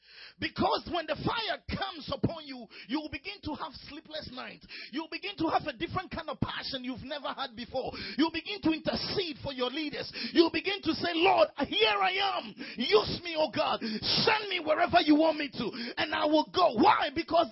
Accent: Ghana; A friend of mine called me the other day, who lives close to my hometown in Ghana.

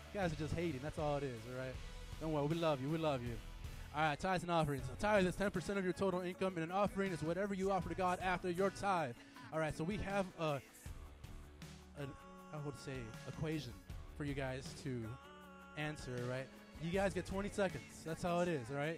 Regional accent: Chicago, Illinois, United States; I'm from Midwest, okay? I'm from Chicago.

